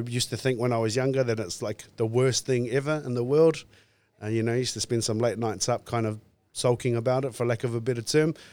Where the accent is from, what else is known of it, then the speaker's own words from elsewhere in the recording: North Island, New Zealand; so growing up on the West Side, Best Side, exaggerating that I sound because we used to do that as kids